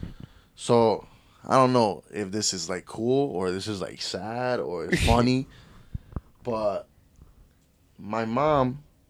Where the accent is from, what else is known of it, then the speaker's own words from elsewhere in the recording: Jersey City, New Jersey, United States; I was born in Jersey City.